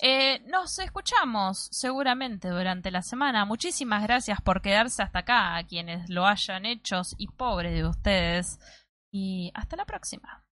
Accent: Mar del Plata, Buenos Aires Province, Argentina; Acá le decimos granjas en Mar del Plata

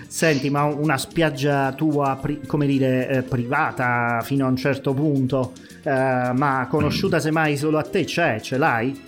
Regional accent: Campania, Italy; da buon campano eh, ed essendo legato poi a certe vecchie tradizioni

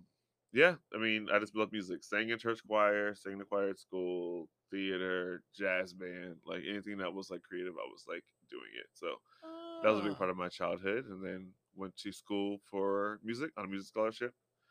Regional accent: Texas, United States; also born or lived in Connecticut / Indiana; I was born in Hartford, Connecticut, and I grew up. And I split time in Indiana and Texas equally.

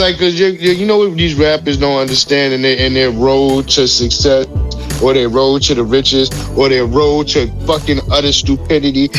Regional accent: New York City, New York, United States; I'm from Linden

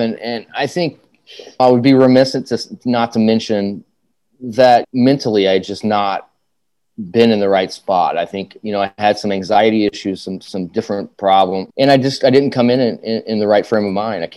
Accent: Evansville, Indiana, United States; I grew up in Evansville.

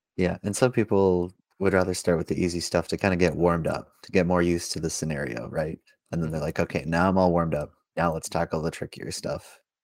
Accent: Langley, British Columbia, Canada; growing up in Langley

